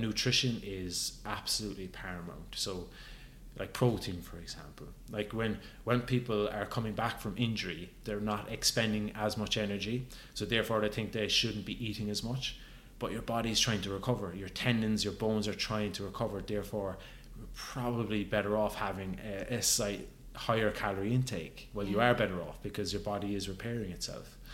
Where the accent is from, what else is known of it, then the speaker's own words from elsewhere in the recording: Ireland; growing up in Ireland